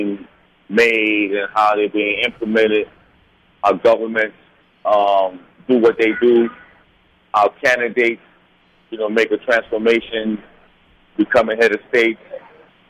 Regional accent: United States; I'm from America. I was born in America. My parents are from Haiti.

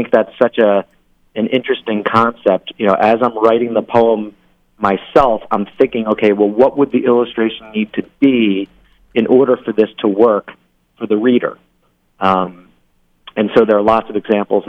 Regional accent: Philadelphia, Pennsylvania, United States; now in Boston, United States; I'm originally from Philadelphia

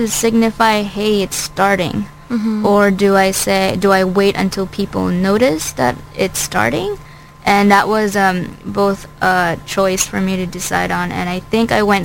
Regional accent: Philippines; now in United States; I'm not from America

